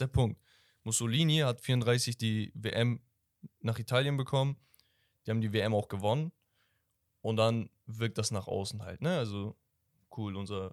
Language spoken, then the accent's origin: German; Turkey; ich bin Türke